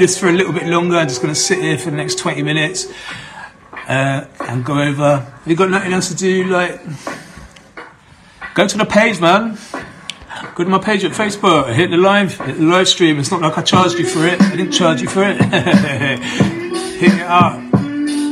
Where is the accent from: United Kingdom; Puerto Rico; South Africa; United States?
United Kingdom; Bath, South West England; here in Bath, my hometown